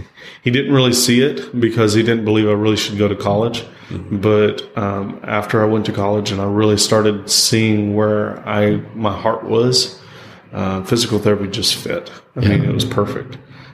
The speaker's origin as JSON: {"language": "English", "region": "Texas", "country": "United States", "tie": "born or raised there", "said": "roots here in Texas. I was born in Texas. I've been raised in Texas. I'm Texas all the way through."}